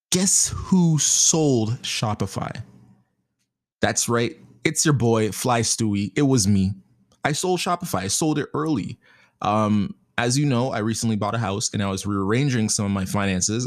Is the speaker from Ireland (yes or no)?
no; Canada; being Canadian